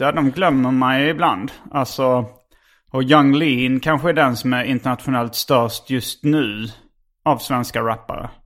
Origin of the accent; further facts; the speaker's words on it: Lund, Skåne, Sweden; also born or lived in Hjärup; jag växte upp. Eh, alltså vi flyttade från Hjärup till Lund